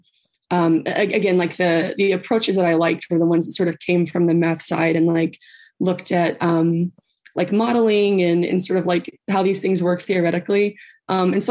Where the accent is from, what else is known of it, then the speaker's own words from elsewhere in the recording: Tennessee, United States; moved away as an adult; also born or lived in Maryland; I'm from Tennessee